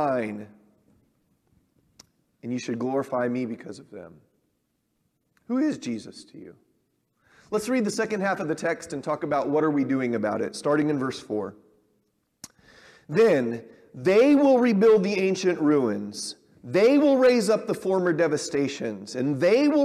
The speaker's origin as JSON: {"language": "English", "region": "Southern California", "country": "United States", "tie": "born or raised there", "said": "I grew up around them in Southern California"}